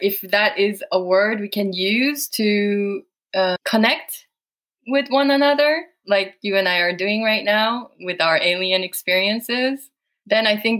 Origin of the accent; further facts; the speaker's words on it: Saudi Arabia; I have felt like an alien most of my life. As you can imagine, growing up in Saudi and then bam, you are out in the world, you are an alien.